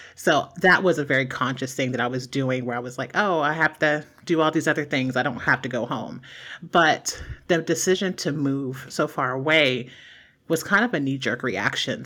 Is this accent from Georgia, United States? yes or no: no; Mahoning River area, Ohio, United States; moved away as an adult; in my hometown, um, there is a bridge that's, like, this intersection of three roads.